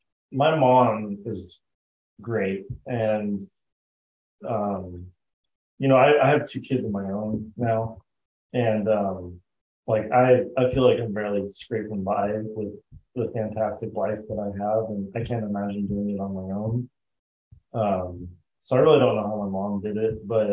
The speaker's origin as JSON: {"language": "English", "region": "Arizona", "country": "United States", "tie": "born or raised there", "also_born_or_lived": "Idaho / Park City, Utah / Arkansas", "said": "So I grew up most of my childhood in Arizona. I was born in Idaho, and then my parents separated when I was about 2 years old. We moved to Park City and lived with my grandparents for a couple of years, and then came on down here to Arizona."}